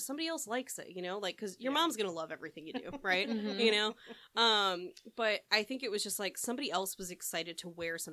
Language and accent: English; a suburb just outside of Chicago, Illinois, United States; moved away as an adult; now in California, United States; Yeah, I grew up in a suburb just outside of Chicago.